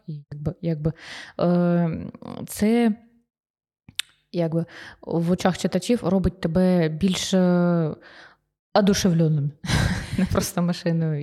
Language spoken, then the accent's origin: Ukrainian; Sloviansk, Donetsk Oblast, Ukraine; я сама зі Сходу, зі Слов'янська